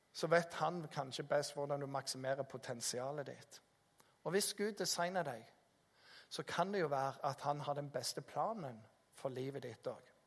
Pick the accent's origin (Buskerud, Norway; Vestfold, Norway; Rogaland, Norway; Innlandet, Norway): Rogaland, Norway; Jæren; also born or lived in Bergen; Jeg er oppvokst på Jæren